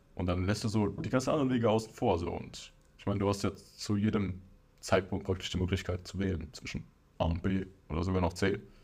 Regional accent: near Frankfurt, Hesse, Germany; ich bin 25 Jahre alt, wir kommen aus der Nähe von Frankfurt

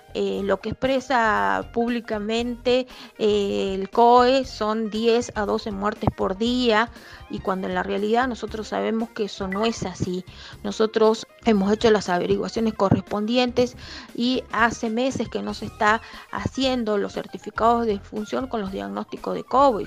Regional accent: Jujuy, Argentina; mi provincia es una provincia muy pobre

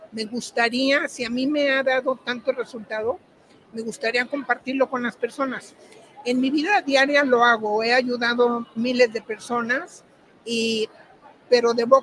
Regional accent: Mexico; moved away as an adult; now in England, United Kingdom

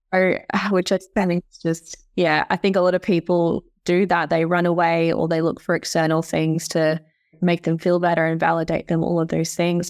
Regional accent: Tasmania, Australia; also born or lived in Canada; I'm from Tassie originally.

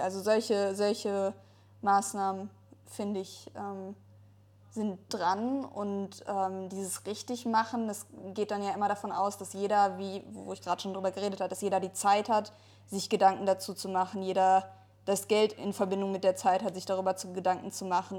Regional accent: Ruhr area, North Rhine-Westphalia, Germany; ich komme zum Beispiel aus dem Ruhrgebiet, also irgendwie ist äh, in dem Umfeld, wo ich aufgewachsen bin

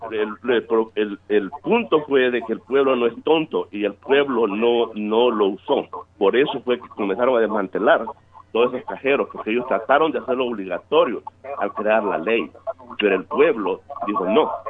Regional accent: El Salvador; Yo soy salvadoreño.

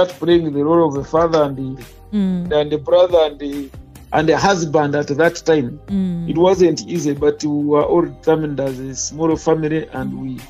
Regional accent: Isingiro, formerly Mbarara district, Western Region, Uganda; Well, I come from Sinjiro, formerly Mbarara district. My village is called Rukuba, and the sub-county then was Virere, but now it's Masha.

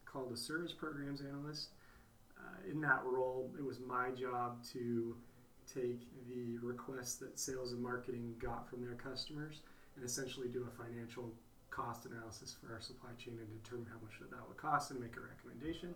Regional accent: Phoenix, Arizona, United States; also born or lived in Idaho / Madagascar; I grew up here in Phoenix, Arizona

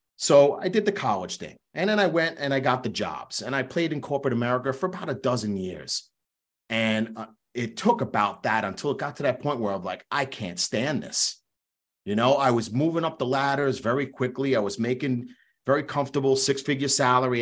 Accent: Long Island, New York, United States; also born or lived in Queens, New York; growing up in New York, I was born in Queens, raised on Long Island my entire life.

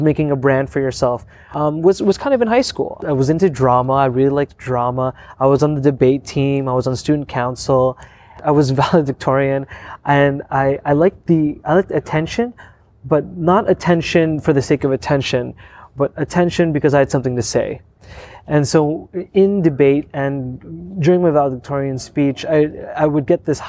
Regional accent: Windsor, Ontario, Canada; I grew up in Windsor, Ontario.

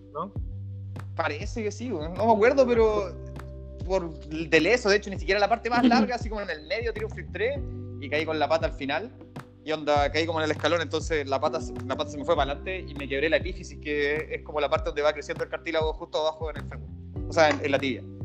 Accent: Puerto Montt, Los Lagos, Chile; moved away; Yo soy de Puerto Montt

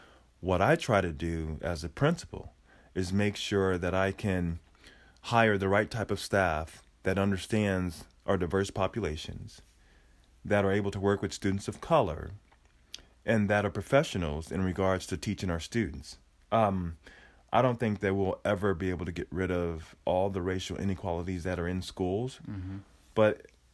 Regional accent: Oregon, United States; But, you know, growing up in Oregon, I moved here in, I would say, 1979, maybe 78.

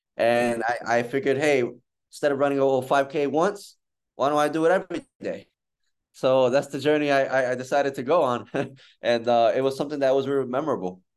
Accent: United States; my mom is from Dominican Republic and I was born in the United States

